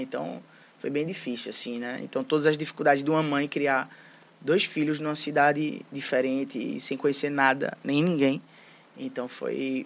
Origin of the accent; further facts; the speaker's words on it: Recife, Pernambuco, Brazil; also born or lived in Fortaleza, Ceará; Então, minha mãe, ela veio para Recife, é, transferida do trabalho, né? Com meu irmão e eu, e toda a minha família é de Fortaleza. Então, eu cresci em Recife